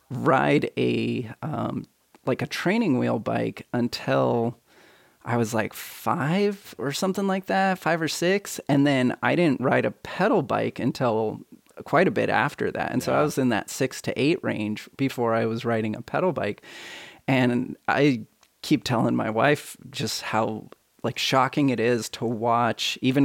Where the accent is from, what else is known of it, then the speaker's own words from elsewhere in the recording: Hawaii, United States; Yeah, this is when we grew up in Hawaii.